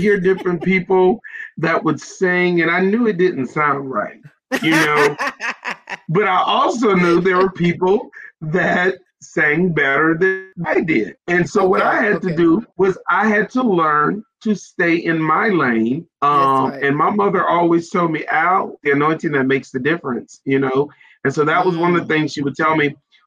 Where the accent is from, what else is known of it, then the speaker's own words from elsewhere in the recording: South Carolina, United States; I am from South Carolina. I'm a Carolina guy, and I'm so excited to be from South Carolina